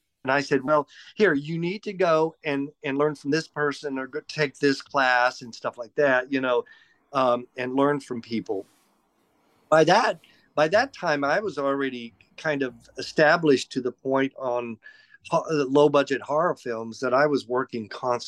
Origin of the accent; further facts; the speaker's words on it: Los Angeles, California, United States; basically grew up in Los Angeles. I met my husband there in 1979. We've been together for 44 years. We grew up together in Los Angeles.